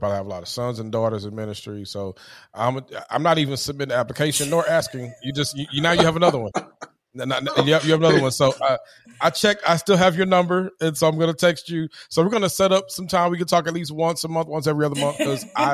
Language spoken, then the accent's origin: English; Houston, Texas, United States; I'm from the South Side.